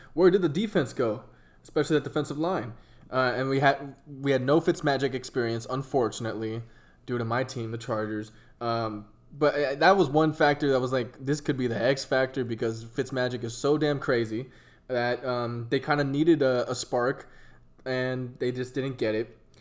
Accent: San Diego, California, United States; I'm from San Diego

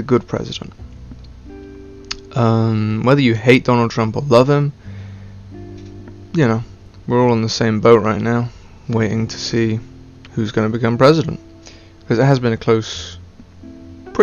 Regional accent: United Kingdom; accent: stereotypical British; I have a stereotypical British accent. Can't pronounce my T's. Yeah, that's pretty much all it is. However, even though I am British

